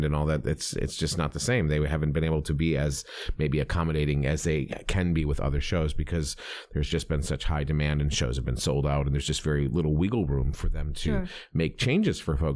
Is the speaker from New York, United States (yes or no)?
yes; New York, United States; now in South Carolina, United States; from New York